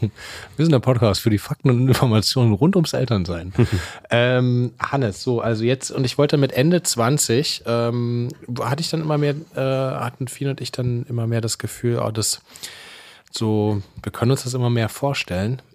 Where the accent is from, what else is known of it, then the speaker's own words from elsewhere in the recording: Leipzig, Saxony, Germany; moved away; also born or lived in Berlin; ich komme aus Leipzig